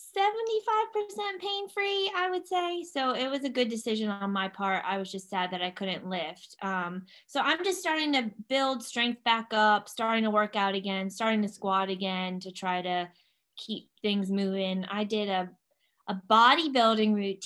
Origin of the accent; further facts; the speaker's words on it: Clarksville, Tennessee, United States; moved away as an adult; also born or lived in Manchester, New Hampshire / Boston / New Jersey; we were stationed at Fort Campbell, Kentucky, which is right outside of Clarksville, Tennessee. That's where I grew up for 23 years